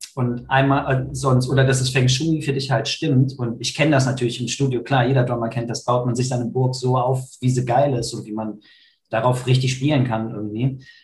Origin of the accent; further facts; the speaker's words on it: Krefeld, North Rhine-Westphalia, Germany; ich bin gerade in Krefeld, meiner Heimat.